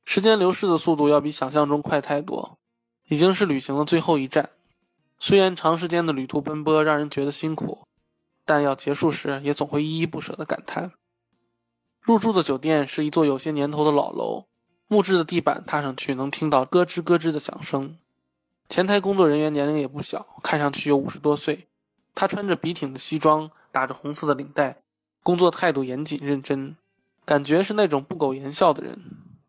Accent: China; 我是从中国来的

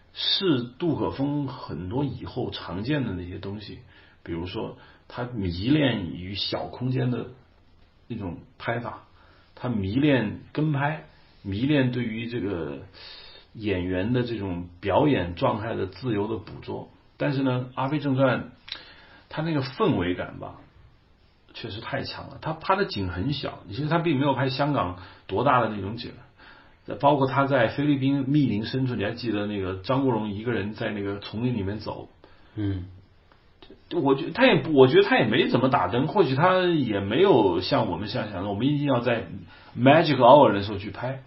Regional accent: China; 我们大陆这边

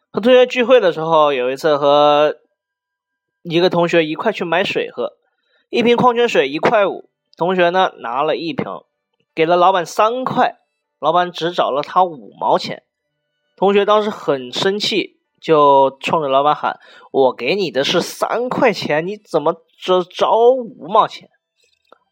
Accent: China; 我们中国人过春节

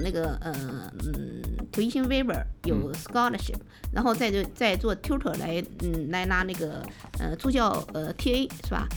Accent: China; also born or lived in Canada; 我们在 中国这种，这种，呃，冬天

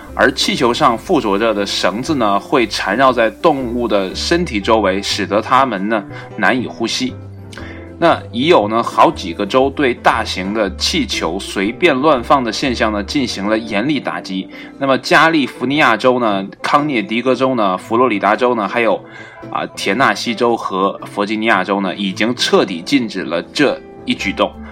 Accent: China; 我们中国人

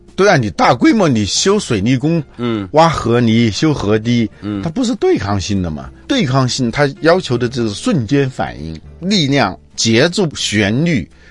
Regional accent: China; 我们中国人可能是很多人都是活着是为了干活

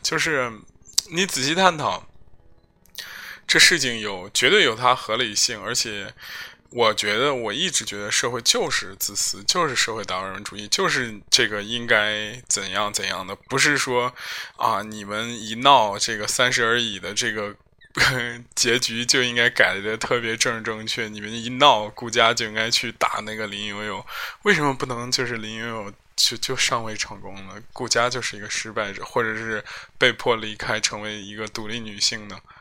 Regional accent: Zhengzhou, Henan, China; 我是四幺零、幺零五，幺零五就是我们这个区，金水区的

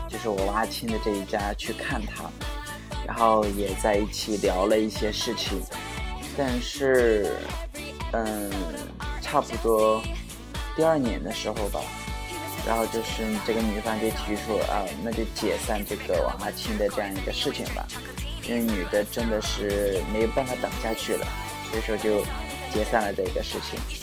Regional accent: China; now in Suzhou, China; 在我们老家的时候，我这么大的时候，都会有一个，我们那边的一个习俗嘛，就叫娃娃亲

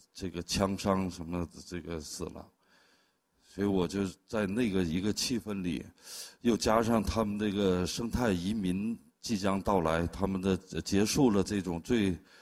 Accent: China; moved away as an adult; also born or lived in Harbin; 等到了十八岁的时候，我就离开了大兴安岭，离开了家，去了哈尔滨去学画儿

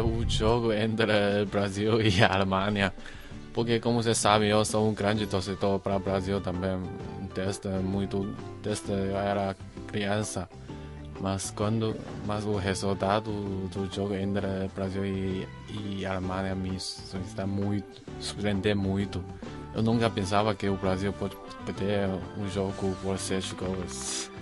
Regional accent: China; Portuguese is a second language; eu sou um chinês

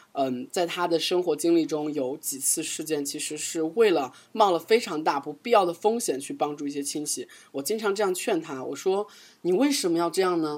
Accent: China; 我们中国人

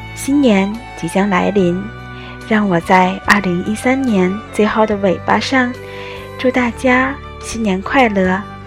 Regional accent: Tianjin, China; moved away as an adult; also born or lived in Tokyo, Japan; now in Shizuoka, Japan; 我是一只出生于天津、长在海河边上的猫。 从小到大学都没有出过天津的我，如今在日本留学

